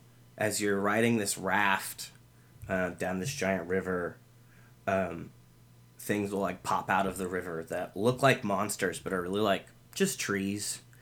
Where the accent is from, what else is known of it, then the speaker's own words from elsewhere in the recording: the South, United States; Can you tell we're from the South?